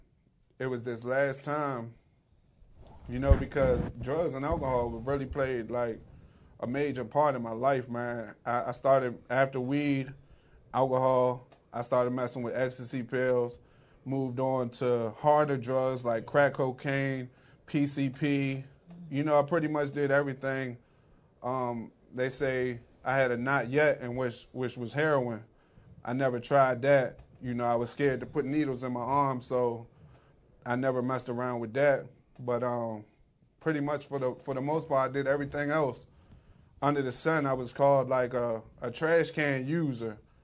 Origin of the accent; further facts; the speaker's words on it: Morningside, Maryland, United States; also born or lived in Camp Springs, Maryland; I was born, you know, right there on Camp Springs, you know, Malcolm Grow Hospital. I grew up in Morningside